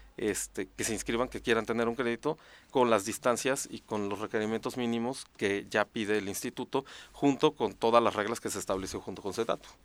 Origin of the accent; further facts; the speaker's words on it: Morelos, Mexico; also born or lived in Mexico City; yo soy de aquí de Morelos